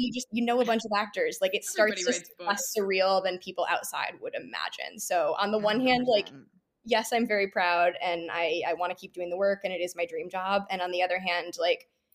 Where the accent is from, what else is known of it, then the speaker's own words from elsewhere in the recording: Midwest, United States; moved away as an adult; also born or lived in Chicago / Michigan; now in New York, United States; I grew up in the Midwest and I went to college in Chicago